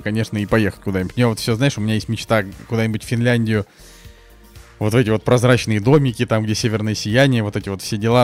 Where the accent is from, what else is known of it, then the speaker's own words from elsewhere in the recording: Saint Petersburg, Russia; moved away; приехал в родной Питер